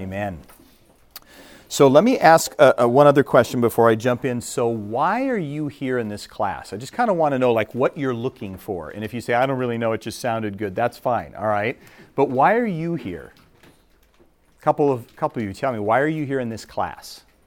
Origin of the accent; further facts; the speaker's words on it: Minnesota, United States; moved away; I'm from Minnesota originally